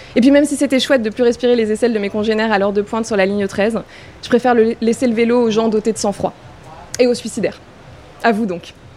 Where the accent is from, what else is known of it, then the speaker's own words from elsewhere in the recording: Paris, Île-de-France, France; j'ai grandi à Paris, downtown